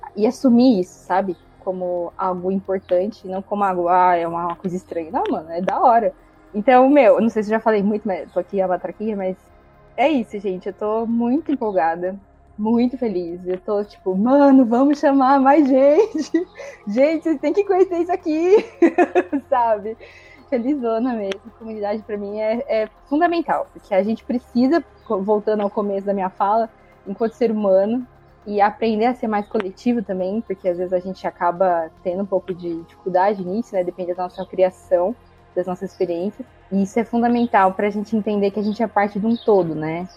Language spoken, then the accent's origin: Portuguese; São Carlos, São Paulo, Brazil; sou de São Carlos, interior de São Paulo